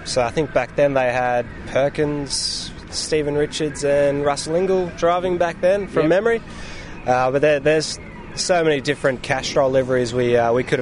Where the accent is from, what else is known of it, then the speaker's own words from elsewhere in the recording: Goulburn, New South Wales, Australia; we grew up in New South Wales near Goulburn, so near Wakefield Park